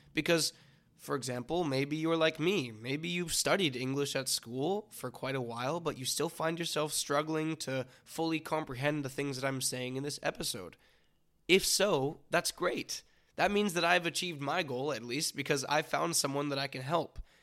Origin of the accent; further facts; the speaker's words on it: near Vancouver, British Columbia, Canada; I was born and raised near Vancouver, British Columbia, Canada